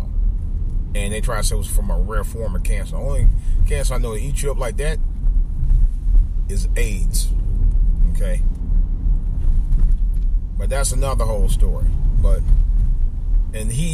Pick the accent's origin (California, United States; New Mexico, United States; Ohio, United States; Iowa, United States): Ohio, United States; Cleveland; my hometown, Cleveland, Ohio